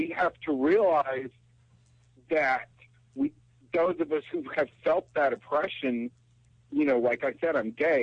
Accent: Texas, United States; I'm from Texas. I come from a very religious family

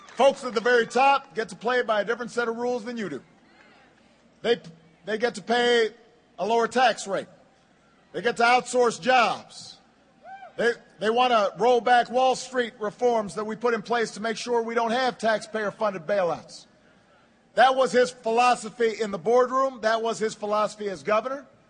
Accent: Chicago, Illinois, United States; my hometown of Chicago

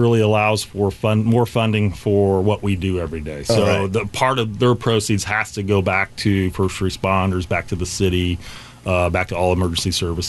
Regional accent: West Terre Haute, Indiana, United States; Meth is a serious problem back at home

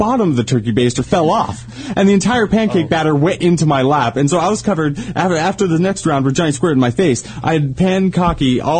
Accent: United States; moved away; I grew up in Lake Tahoe

